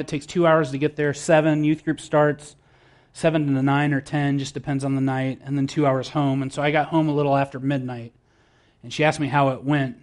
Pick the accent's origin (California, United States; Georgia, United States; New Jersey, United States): California, United States; San Diego; moved away as an adult; now in Bucharest, Romania; I'm from San Diego